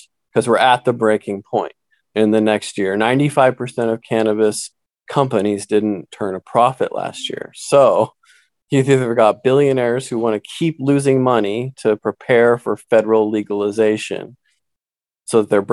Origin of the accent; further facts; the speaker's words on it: Santa Cruz, California, United States; I grew up in Santa Cruz